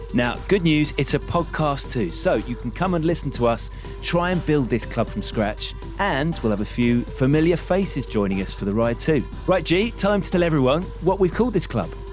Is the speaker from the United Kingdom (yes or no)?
yes; England, United Kingdom; as an Englishman